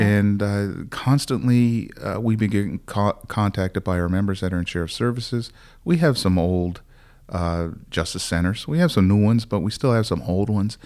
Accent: Sydney, Nova Scotia, Canada; We're both from Whitney Pier.

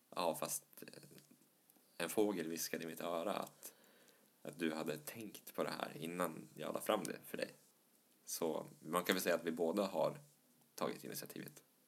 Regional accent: Norrland, Sweden; Jag är ju från Norrland

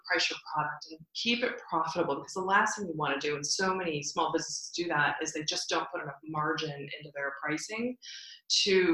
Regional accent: Chicago, Illinois, United States; now in South Florida, United States; I'm from Chicago originally, born and raised

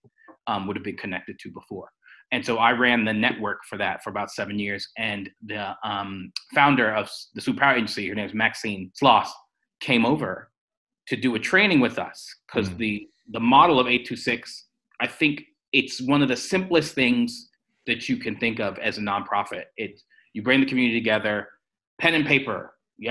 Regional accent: New York, United States; moved away as an adult; now in Scotland; I'm a New Yorker, but I'm born and bred New Yorker.

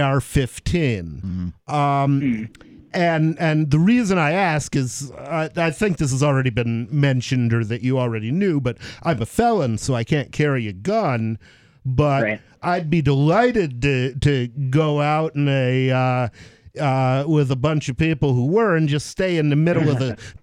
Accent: Ann Arbor, Michigan, United States; moved away as an adult; I grew up in Ann Arbor, Michigan

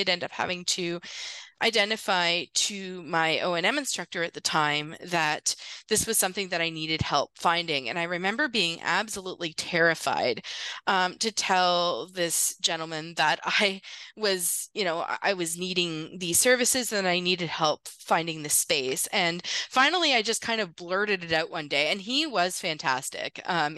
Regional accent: Northern Ontario, Canada; I grew up in Northern Ontario, so fairly small communities

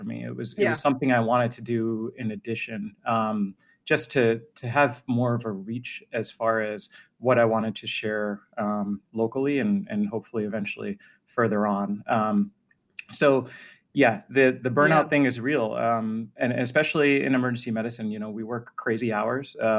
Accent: Boston, Massachusetts, United States; moved away as an adult; also born or lived in Washington, D.C.; I grew up in Boston

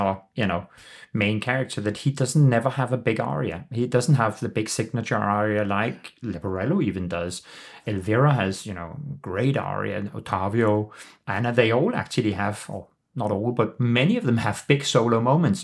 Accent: Copenhagen, Capital Region of Denmark, Denmark; also born or lived in London; I am the C E O of the Royal Danish Theatre in Copenhagen, my hometown and home country.

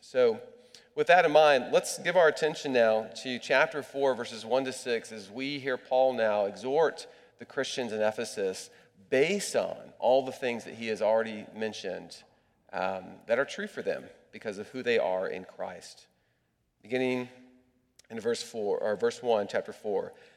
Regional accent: United States; As an American

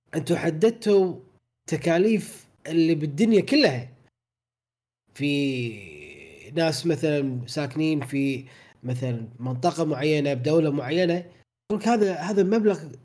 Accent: Kuwait; احنا عندنا بالكويت

